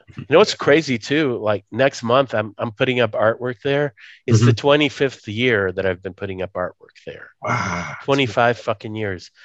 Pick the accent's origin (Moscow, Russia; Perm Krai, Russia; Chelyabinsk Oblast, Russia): Moscow, Russia; moved away; I was born in Moscow, USSR, but I can't go back there because that place doesn't exist.